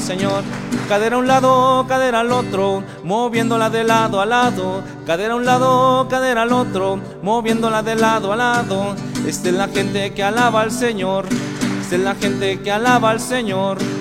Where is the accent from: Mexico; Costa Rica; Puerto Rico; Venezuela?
Mexico; Zitácuaro, Michoacán; Soy originario de Zitácuaro, Michoacán.